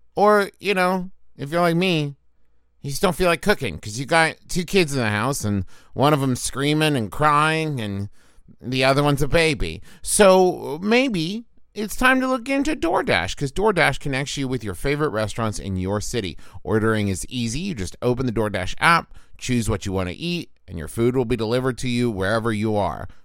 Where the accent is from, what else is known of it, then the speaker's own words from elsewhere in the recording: United States; I was raised here in America